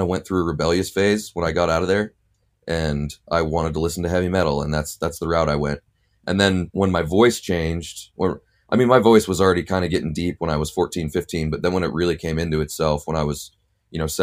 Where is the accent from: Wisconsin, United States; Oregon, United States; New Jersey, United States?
Oregon, United States; also born or lived in Winter Park, Florida; Oregon. I grew up in Oregon. I'm definitely consider myself an Oregonian. Did not grow up in Portland though.